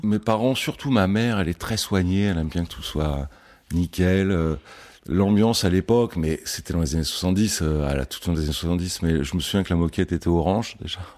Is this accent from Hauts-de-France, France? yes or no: no; Le Plessis-Bouchard, Île-de-France, France; now in Paris, France; j'ai grandi en Île-de-France